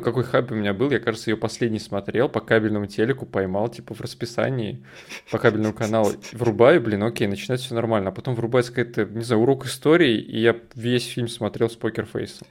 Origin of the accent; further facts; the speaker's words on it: Russia; в детстве в России